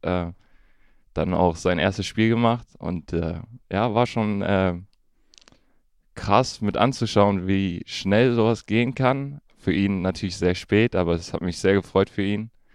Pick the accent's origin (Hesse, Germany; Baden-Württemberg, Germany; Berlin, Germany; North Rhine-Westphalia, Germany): North Rhine-Westphalia, Germany; Königswinter; also born or lived in Duisburg / Bonn / Düsseldorf; dann bin ich in Duisburg geboren. Ähm, und dann sind wir damals dann äh, noch ziemlich früh nach äh, Bonn umgezogen. Von Bonn dann nach Königswinter.